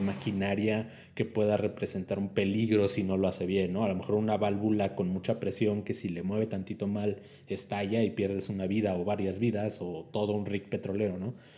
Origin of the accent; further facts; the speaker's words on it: Mexico; no hay red 5G en mi país